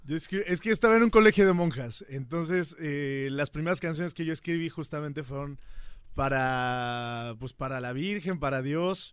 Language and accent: Spanish; Huamantla, Tlaxcala, Mexico; Yo vengo de Tlaxcala, como lo hablábamos, de un pueblo pequeño que se llama Huamantla, y crecí ahí escuchando todas esas canciones